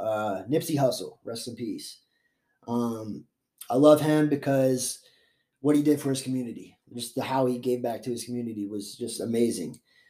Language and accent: English; Florida, United States; I'm a Florida boy. So I grew up half in Florida, half here.